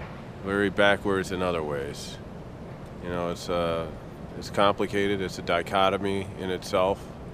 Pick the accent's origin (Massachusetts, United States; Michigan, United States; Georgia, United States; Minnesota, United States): Michigan, United States; Detroit; now in Southfield, United States; I'm originally from Detroit. I live in Southfield now.